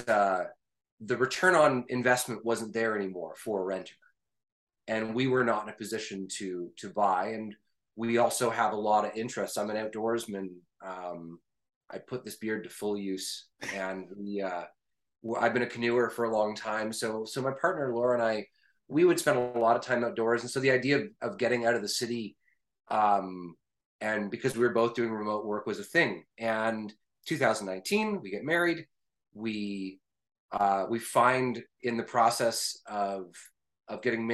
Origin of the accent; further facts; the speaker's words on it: Canada; I am a Canadian